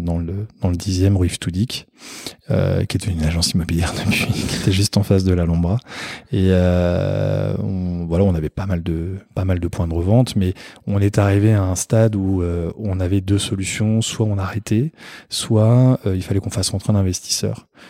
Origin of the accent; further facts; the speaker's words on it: Paris, Île-de-France, France; moved away; also born or lived in Fontainebleau / Perche; je suis né à Paris, j'ai vécu toute ma vie à Paris.